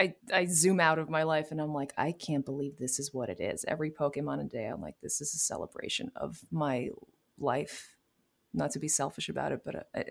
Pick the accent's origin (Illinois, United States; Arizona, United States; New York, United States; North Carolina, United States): New York, United States; New York City; I am from New York City, born and raised